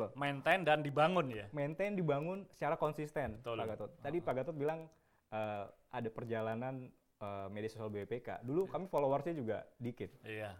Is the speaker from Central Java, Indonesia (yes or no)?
no; Bandung, West Java, Indonesia; Lahir di Bandung, tapi hmm. orang tua sebetulnya Jawa